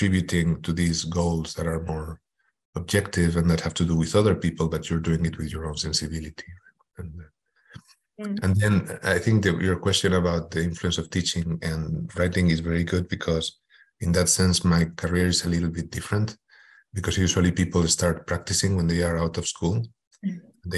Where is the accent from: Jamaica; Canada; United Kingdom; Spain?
Spain; Madrid, Community of Madrid; moved away as an adult; also born or lived in Houston, United States; I am originally from Madrid, Spain